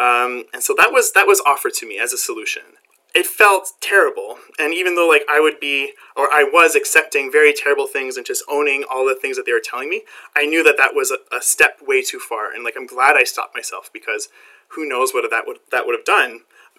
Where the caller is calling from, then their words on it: Barrie, Ontario, Canada; I am coming from Barrie, Ontario, Canada, which is just north of Toronto.